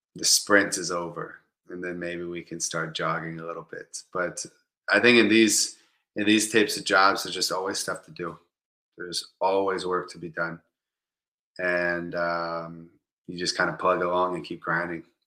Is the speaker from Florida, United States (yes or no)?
yes; Tampa, Florida, United States; also born or lived in Kansas City, Missouri; I'm from Tampa Bay, Florida